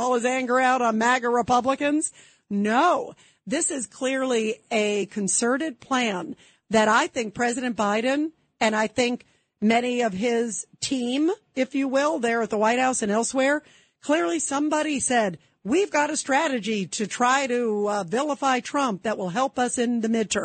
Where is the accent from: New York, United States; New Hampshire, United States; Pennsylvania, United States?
New York, United States; New York City; also born or lived in South Carolina; I was born in Brooklyn, but I went to University of South Carolina